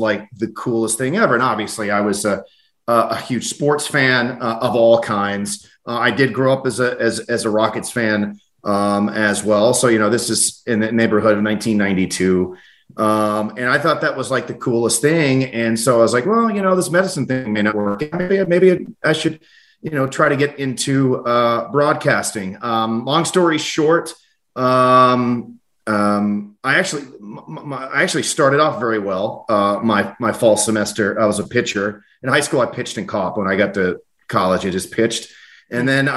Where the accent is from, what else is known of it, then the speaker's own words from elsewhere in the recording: Sugar Land, Texas, United States; also born or lived in Akron, Ohio / Cuyahoga Falls, Ohio; my family moved down here right before I had started kindergarten. Ultimately, moved out into over to the Sugar Land area. Went to Clements High School.